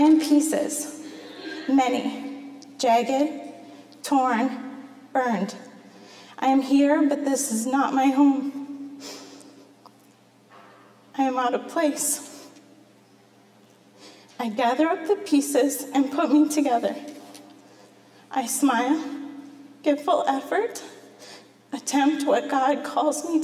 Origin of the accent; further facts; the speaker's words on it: Masonville, Iowa, United States; now in Marion, United States; I grew up in Masonville in the country